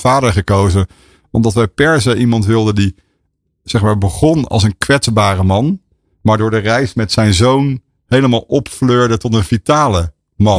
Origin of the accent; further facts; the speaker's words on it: Rotterdam, South Holland, Netherlands; ik ben Rotterdammer.